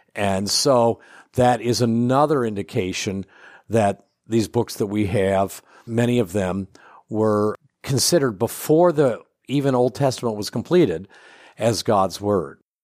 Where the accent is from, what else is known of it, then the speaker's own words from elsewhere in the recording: Ohio, United States; also born or lived in Indiana / Kentucky / Illinois / Michigan; now in Chicago, United States; I grew up in Ohio, so I'm kind of a Midwest boy in the eastern end of the Midwest.